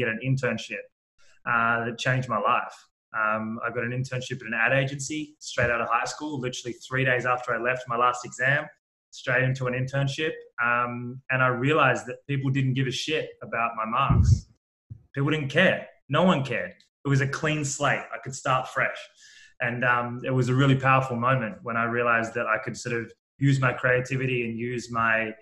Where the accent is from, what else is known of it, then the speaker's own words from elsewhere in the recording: Sydney, New South Wales, Australia; So I grew up in Australia, in Sydney, in a town called Manly, which is a bit of a beach vibe, but about 15, 20 minutes from the city